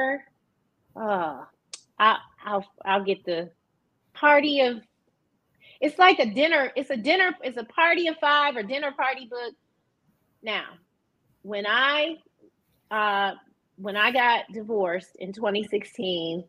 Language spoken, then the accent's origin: English; Detroit, Michigan, United States; also born or lived in Atlanta / Northern California; I am from Detroit